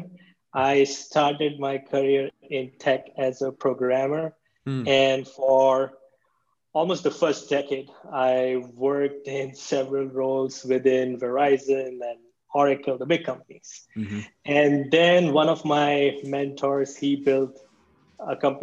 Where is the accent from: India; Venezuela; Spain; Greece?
India; also born or lived in Berlin, Germany; now in United States; I was born and raised in India